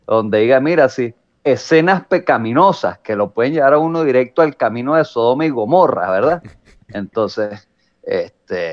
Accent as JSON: {"language": "Spanish", "town": "San Antonio de los Altos", "region": "Miranda", "country": "Venezuela", "tie": "born or raised there", "said": "yo realmente sentíme orgulloso así de San Antonio"}